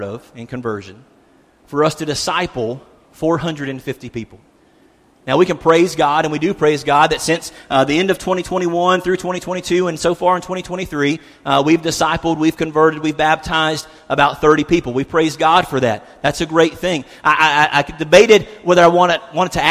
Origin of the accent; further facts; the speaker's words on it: South Carolina, United States; now in Cookeville, United States; I'm from South Carolina.